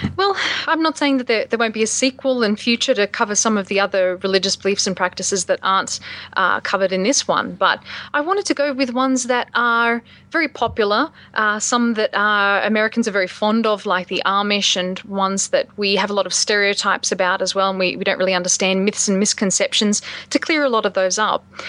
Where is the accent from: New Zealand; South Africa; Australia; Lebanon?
Australia; moved away as an adult; now in United States; my experiences as an Australian living in the States